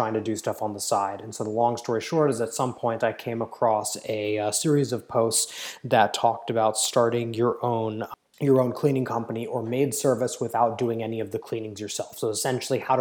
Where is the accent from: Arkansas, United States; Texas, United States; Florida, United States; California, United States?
California, United States; Palo Alto; I grew up in Silicon Valley. I grew up in Palo Alto